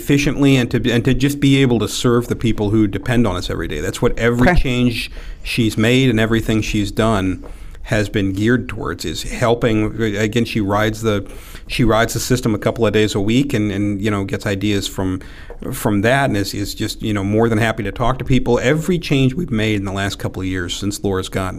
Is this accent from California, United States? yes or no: no; Tiffin, Ohio, United States; also born or lived in Bellefontaine, Ohio / Chicago; now in Toledo, United States; I did most of my growing up in Tiffin. That's where I went to high school and college at.